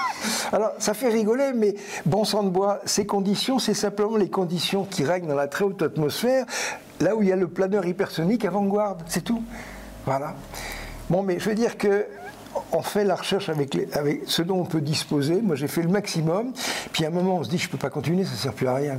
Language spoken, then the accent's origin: French; France; nous sommes des Français créatifs